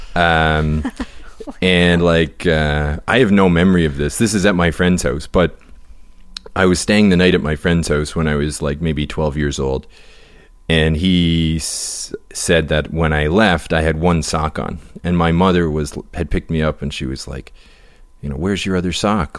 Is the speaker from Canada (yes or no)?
yes; the Maritimes, Canada; we're from the Maritimes